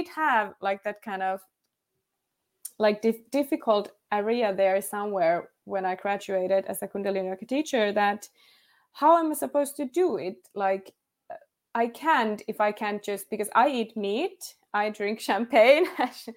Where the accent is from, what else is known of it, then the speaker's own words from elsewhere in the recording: Finland; first language Finnish; English is a second language; All of my life. I am from Finland.